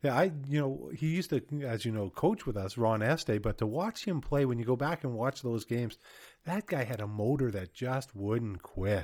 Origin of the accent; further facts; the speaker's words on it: Winnipeg, Manitoba, Canada; I grew up in Winnipeg